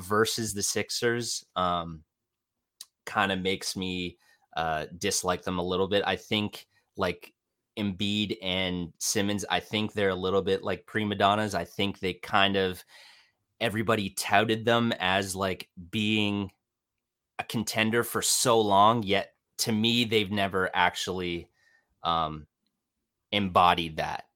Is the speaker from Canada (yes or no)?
yes; Ontario, Canada; I'm Canadian. I'm in my mid-twenties. Uh, I'm from a small city, few, few hours outside of Toronto